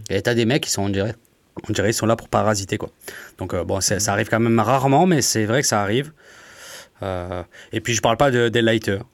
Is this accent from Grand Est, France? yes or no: no; Montpellier, Occitania, France; je suis de Montpellier aussi